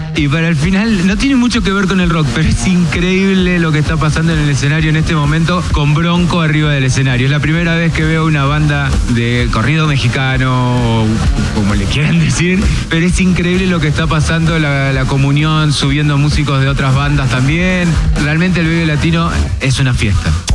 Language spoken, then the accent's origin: Spanish; Córdoba, Argentina; de Córdoba, de mi provincia